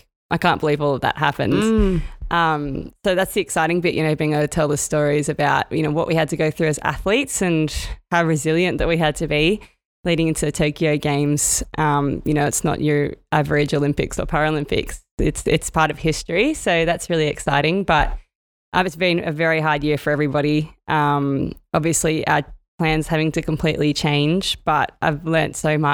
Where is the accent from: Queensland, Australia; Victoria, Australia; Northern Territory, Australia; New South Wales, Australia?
New South Wales, Australia; Sydney; my hometown here